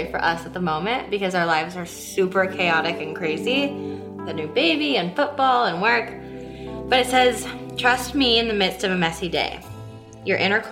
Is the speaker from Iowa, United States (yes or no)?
yes; Des Moines, Iowa, United States; I was born and raised in Des Moines, Iowa